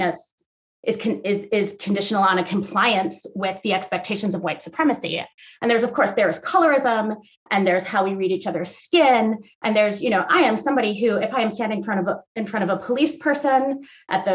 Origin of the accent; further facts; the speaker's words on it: outside New York City, United States; moved away as an adult; now in Minnesota, United States; I grew up outside New York City. I spent my 20s in New York City, and I had to learn all over again when I moved to Minnesota